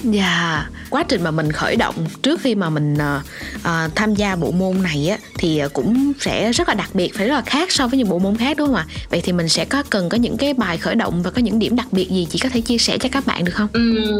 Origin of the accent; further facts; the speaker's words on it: Vietnam; ở việt nam của chúng ta